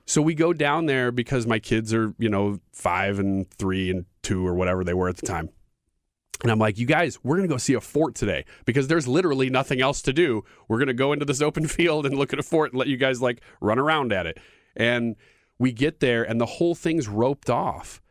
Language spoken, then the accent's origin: English; United States; as an American